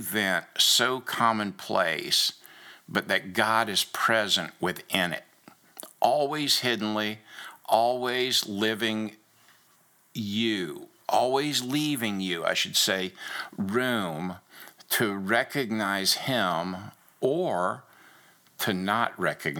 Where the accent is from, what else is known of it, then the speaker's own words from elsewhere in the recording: Daytona Beach, Florida, United States; moved away; also born or lived in Rhode Island / Lubbock, Texas / Georgia; growing up in Daytona Beach and the ocean and the beauty of it